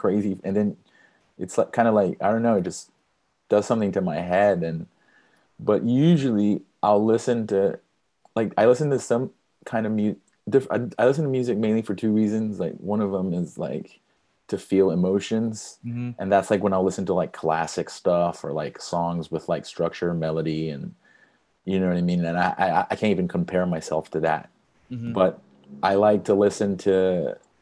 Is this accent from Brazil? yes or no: yes; Brazil; moved away; I'm from Brazil